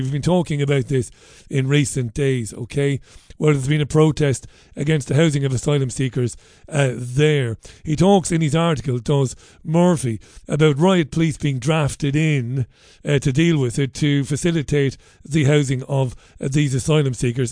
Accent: Ireland; moved away; an Irishman who's travelled around the world to find work and to better my own life

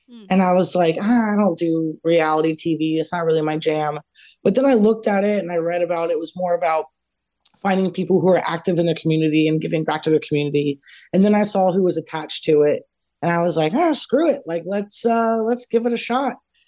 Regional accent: Columbus, Ohio, United States; now in Los Angeles, United States; I have not, but you guys know that I'm formerly from Columbus, Ohio. I now live in Los Angeles.

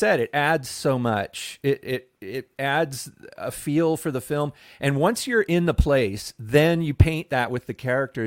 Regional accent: Florida, United States; I grew up in Florida

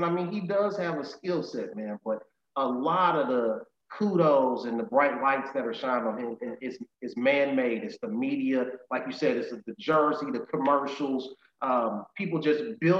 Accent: United States; I'm an American, man

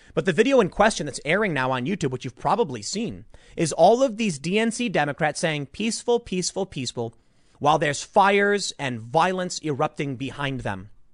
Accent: United States; as an American

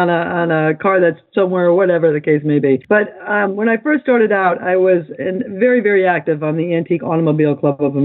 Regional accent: United States

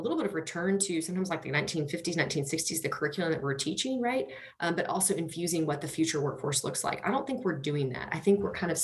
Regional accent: United States; I grew up in Hyco on our family's farm

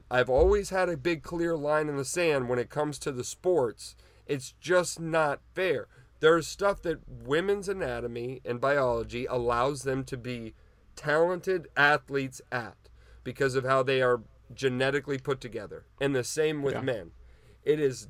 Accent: United States; as an American

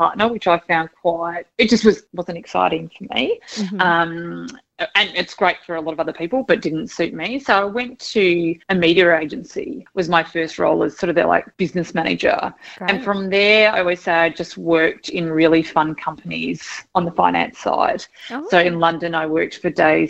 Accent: Geelong, Victoria, Australia; We grew up in Geelong

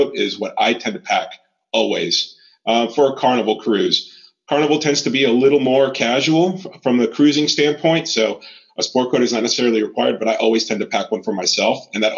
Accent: Florida, United States; also born or lived in Puerto Rico; raised in Florida

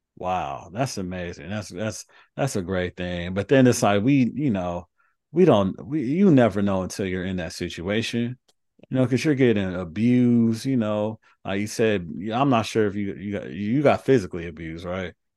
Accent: Carson, California, United States; I grew up in the inner city in L A. So, I grew up in Carson and I'm with the school in South Central.

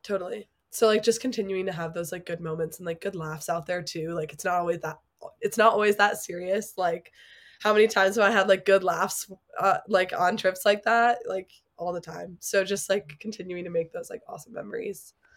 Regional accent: Chicago, Illinois, United States; moved away as an adult; now in Colorado Springs, United States; I'm originally from Chicago

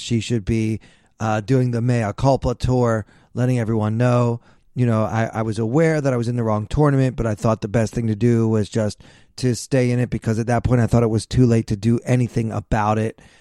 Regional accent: Maryland, United States; I'm from Maryland.

